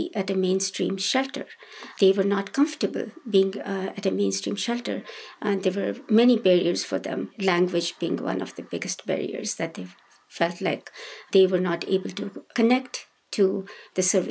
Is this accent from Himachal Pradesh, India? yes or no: yes; Himachal Pradesh, India; English is a second language; moved away as an adult; also born or lived in Bihar, India / Dharamsala, India; now in United States; we all moved to this state called Himachal Pradesh, which was in the western Himalayas. It's in the mountains. That's where I grew up.